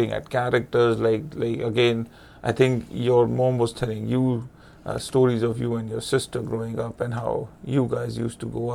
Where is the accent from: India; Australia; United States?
India; moved away; growing up in India